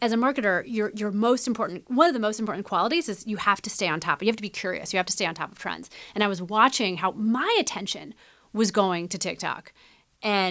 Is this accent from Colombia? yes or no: no; Midwest, United States; growing up in the Midwest